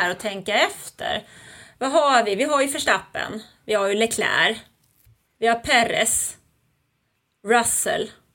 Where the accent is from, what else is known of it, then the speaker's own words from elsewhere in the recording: Sweden; moved away; also born or lived in Germany; jag är ju född och uppvuxen i Sverige